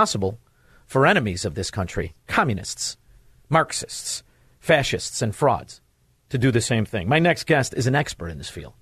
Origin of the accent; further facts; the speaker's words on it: Chicago, Illinois, United States; moved away; I'm formerly from Chicago